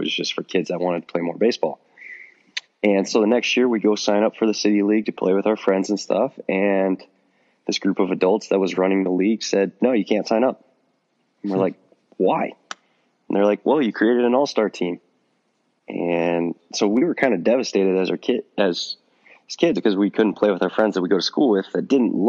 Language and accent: English; Miles City, Montana, United States; There's no high school baseball in Montana. And or I guess I should start with my town. It's 8,000 people